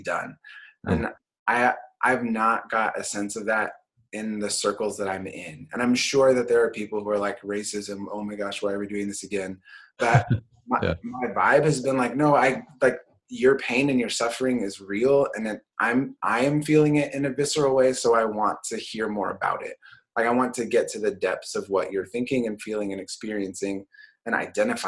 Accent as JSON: {"language": "English", "town": "Portland", "region": "Oregon", "country": "United States", "tie": "born or raised there", "said": "So I grew up in Portland. I grew up in inner city Portland."}